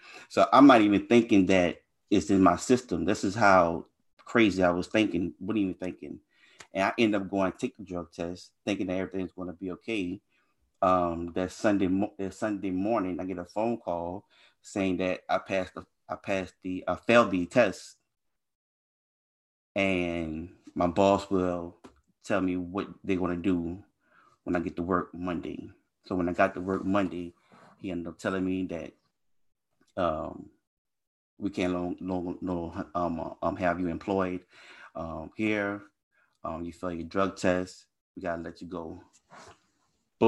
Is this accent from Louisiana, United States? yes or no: yes; Louisiana, United States; I was raised in Louisiana, so I grew up in a pretty bad neighborhood